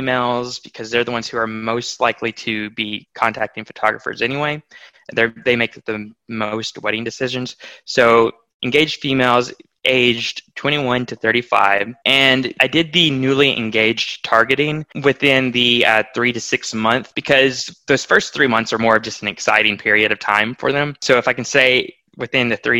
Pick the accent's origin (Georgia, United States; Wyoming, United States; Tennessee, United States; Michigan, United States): Tennessee, United States; Nashville; moved away as an adult; now in Arkansas, United States; We're from Nashville, Tennessee